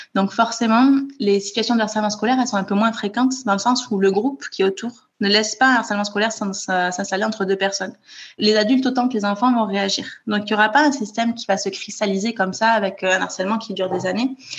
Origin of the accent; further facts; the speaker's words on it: Toulouse, Occitania, France; moved away as an adult; now in Copenhagen, Denmark; je suis née à Toulouse où j'ai grandi